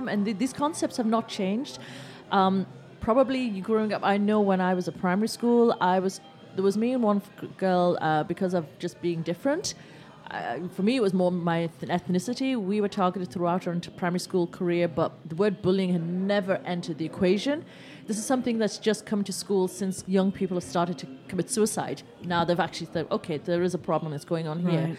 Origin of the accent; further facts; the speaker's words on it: England, United Kingdom; I was born in England.